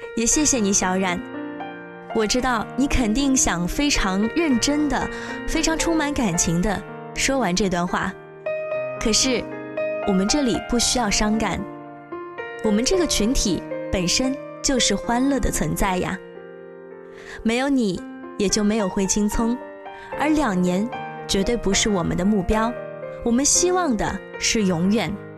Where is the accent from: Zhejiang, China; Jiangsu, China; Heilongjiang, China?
Zhejiang, China; Wenzhou; 我是来自温州大学的吉他学院的一名大一的学生